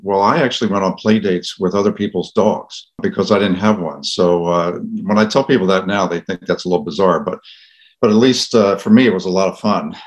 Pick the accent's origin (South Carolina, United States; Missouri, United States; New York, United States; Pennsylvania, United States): Pennsylvania, United States; Philadelphia; I grew up in the Philadelphia area